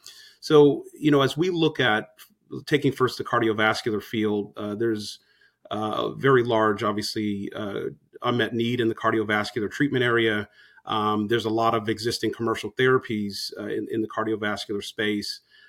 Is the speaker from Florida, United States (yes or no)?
no; Los Angeles, California, United States; Well, so I'm originally from the West Coast, from Los Angeles. I went to college on the East Coast